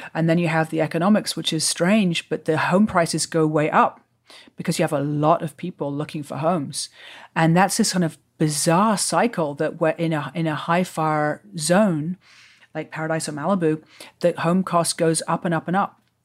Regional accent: England, United Kingdom; moved away as an adult; also born or lived in New York; now in California, United States; I grew up in England

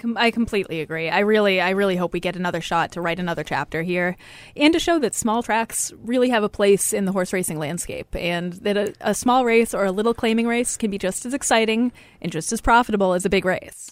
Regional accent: Lowell, Massachusetts, United States; I grew up in Lowell. It wasn't exactly a horsey area

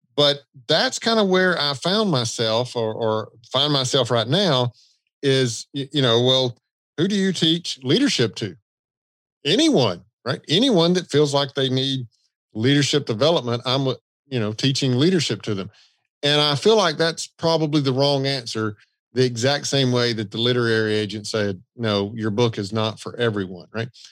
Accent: the South, United States; I'm from the South

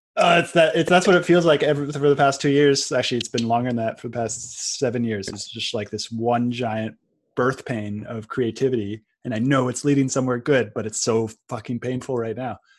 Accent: Silicon Valley, California, United States; the world that I was born into in Silicon Valley

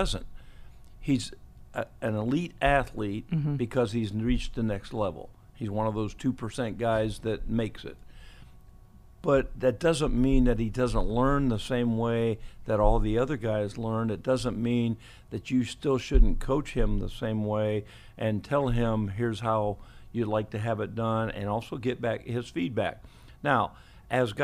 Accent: Ohio, United States; moved away; I'm from Elmwood High School in Ohio.

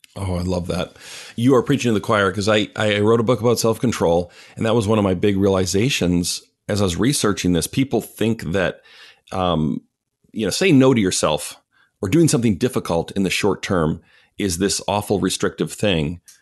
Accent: Canada; moved away; also born or lived in Chicago; I'm Canadian

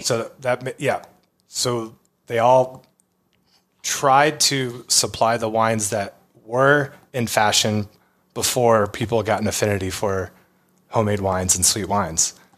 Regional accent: Texas, United States; growing up in Texas

